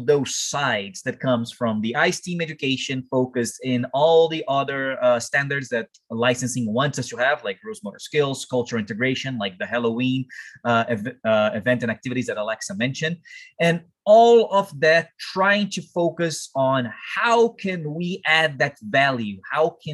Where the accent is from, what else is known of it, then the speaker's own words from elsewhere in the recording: Brazil; English is a second language; now in Canada; I'm from Brazil